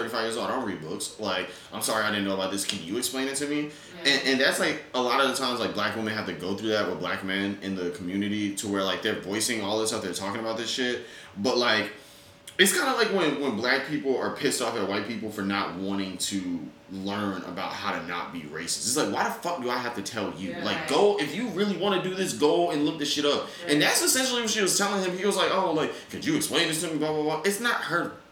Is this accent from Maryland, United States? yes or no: no; near the North Carolina border, Southern Virginia, United States; now in New York, United States; I'm 5 minutes away from the North Carolina border in, like, in Virginia